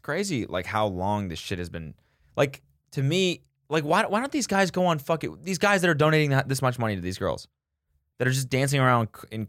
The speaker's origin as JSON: {"language": "English", "town": "Philadelphia", "region": "Pennsylvania", "country": "United States", "said": "Yeah, Philly. Yeah, it was all right. Yeah, I live in Florida now."}